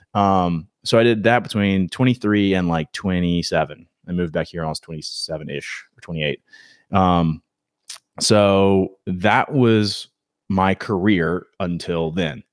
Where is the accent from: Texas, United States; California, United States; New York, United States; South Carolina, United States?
South Carolina, United States; Myrtle Beach; moved away as an adult; now in Wilmington, United States; I'm from Myrtle Beach, grew up there